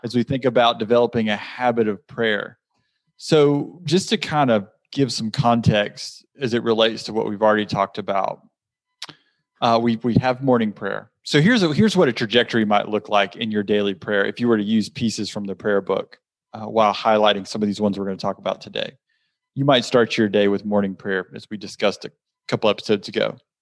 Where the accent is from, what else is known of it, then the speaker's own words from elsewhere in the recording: South Georgia, United States; growing up in South Georgia